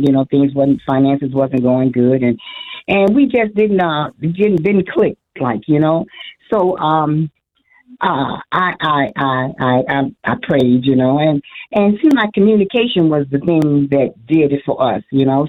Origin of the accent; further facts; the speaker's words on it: Illinois, United States; moved away as an adult; now in Arizona, United States; moved to Arizona from Illinois 8 years ago. And even now with this move, which was a drastic move, we both were born in Illinois